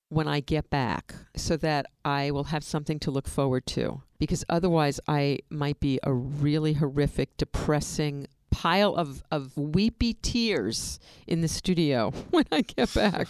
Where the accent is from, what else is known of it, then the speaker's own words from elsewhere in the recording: New York, United States; moved away; we are from New York. We had an apartment in New York